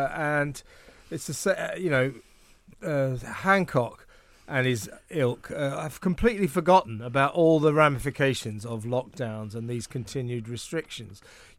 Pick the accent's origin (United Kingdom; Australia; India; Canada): United Kingdom; also born or lived in United States